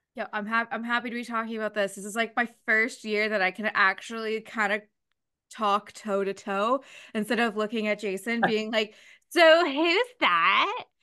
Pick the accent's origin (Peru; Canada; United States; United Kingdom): Canada; as a Canadian